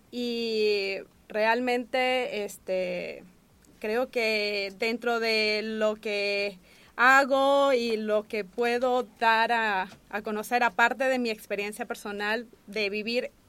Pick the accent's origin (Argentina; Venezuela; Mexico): Venezuela; bueno, realmente, bueno, soy de Venezuela